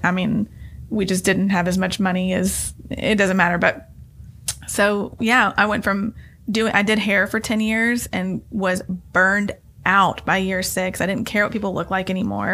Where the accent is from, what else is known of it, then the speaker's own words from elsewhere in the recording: Nashville, Tennessee, United States; I grew up in Inglewood when it was not cool to be there